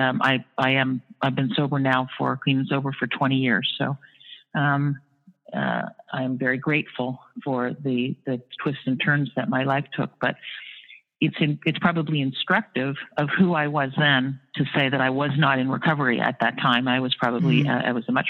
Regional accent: Sarnia, Ontario, Canada; moved away as an adult; also born or lived in Toronto, Ontario, Canada; now in New York City, United States; I was born in Sarnia, Ontario, Canada, went to school in Toronto.

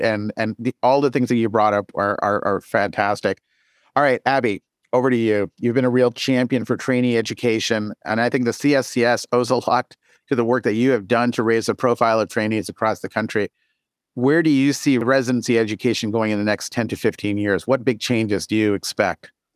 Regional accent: Canada; moved away; I'm Canadian and that I came out of a Canadian training environment

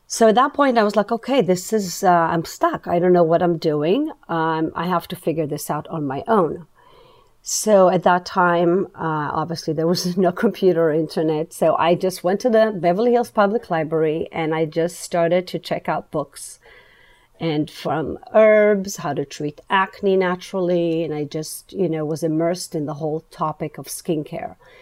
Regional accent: Israel; moved away; Growing up in Israel, um, I grew up in a kind of a holistic

